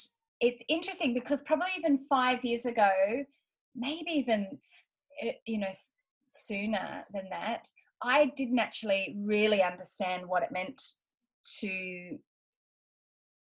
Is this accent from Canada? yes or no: no; Australia; accent: Australian; as you can hear from my accent, I'm Australian.